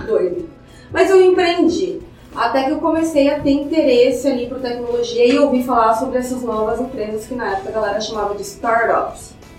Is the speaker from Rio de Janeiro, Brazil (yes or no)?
no; Cuiabá, Mato Grosso, Brazil; eu sou de Cuiabá, né? Enfim, cresci, fui criada em Cuiabá